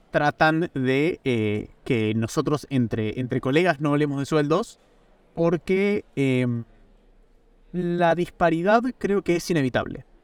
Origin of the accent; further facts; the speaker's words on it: Argentina; now in Italy; yo en este momento estoy en Italia, trabajo por una empresa americana, soy argentino, podemos ganar en múltiples monedas.